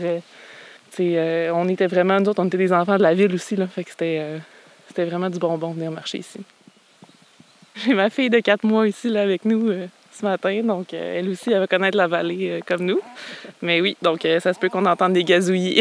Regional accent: Quebec City, Quebec, Canada; moved away as an adult; also born or lived in Anse-au-Griffon, Quebec; now in Gaspé, Canada; je suis née à Québec

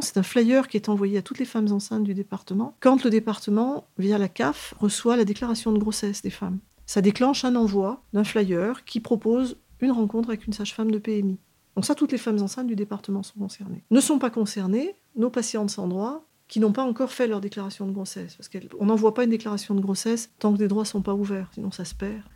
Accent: Auvergne-Rhône-Alpes, France; moved away as an adult; also born or lived in Paris region; now in Grenoble, France; je souhaitais revenir dans ma région d'origine, puisque je suis de la région Rhône-Alpes

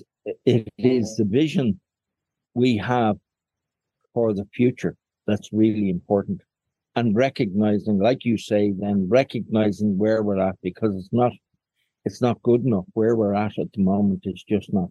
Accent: Dublin, Leinster, Ireland; also born or lived in Falls Road, Belfast, Northern Ireland; I was born on the Falls Road into a family where my father was very Republican and an activist, I was reared in Dublin by my mother when they split

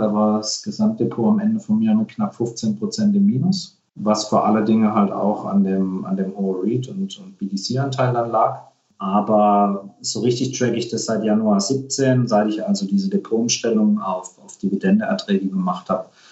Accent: Germany; bei uns in Deutschland

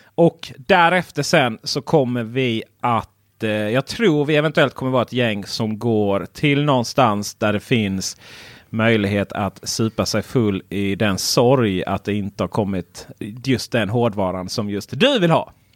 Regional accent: Blekinge, Sweden; Jag är från Blekinge

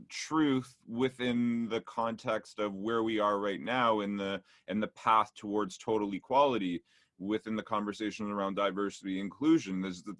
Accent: Montreal, Quebec, Canada; I grew up in Montreal, and at that time when I was growing up in the early 90s

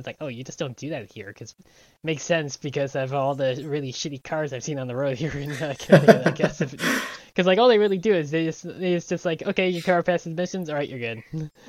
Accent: New York, United States; also born or lived in Pennsylvania / Illinois; which was always what I had to do like growing up in New York, and then later on in like Pennsylvania and Illinois.

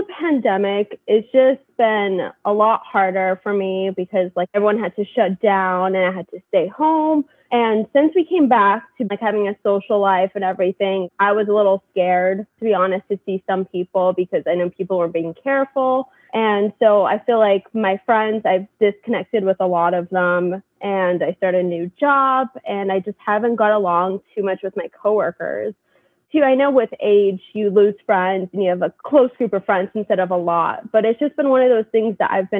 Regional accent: California, United States; Like I came from California. They're all from New York. It's very different.

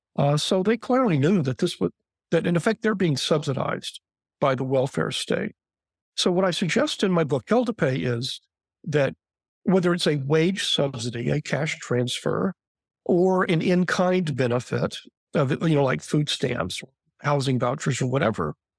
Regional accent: Texas, United States; as a Texan

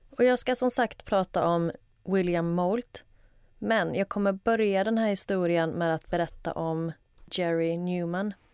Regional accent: Halland County, Sweden; jag kan skylla på att jag kommer från Halland. Jag vet inte om det är dialektalt

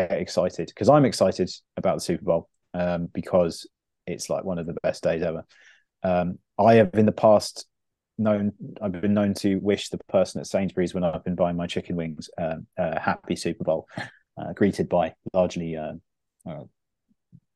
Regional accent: England, United Kingdom; as an English sports fan

